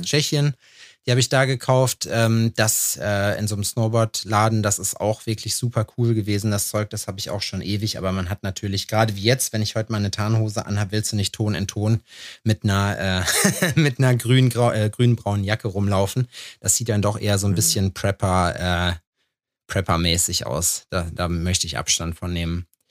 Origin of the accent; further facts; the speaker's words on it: Lüdenscheid, North Rhine-Westphalia, Germany; moved away; also born or lived in eastern Germany; früher bei uns in Lüdenscheid oder in Halfa